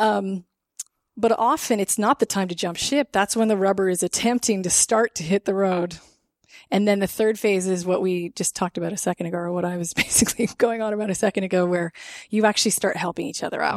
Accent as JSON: {"language": "English", "country": "Canada", "said": "as a Canadian"}